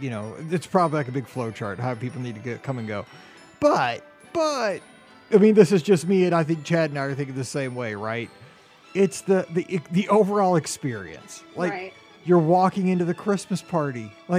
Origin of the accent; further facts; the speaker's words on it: Sudbury, Ontario, Canada; I'm from Sudbury, Ontario, Canada.